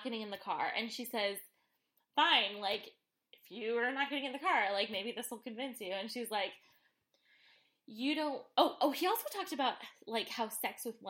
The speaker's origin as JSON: {"language": "English", "region": "California", "country": "United States", "said": "a Californian Christian"}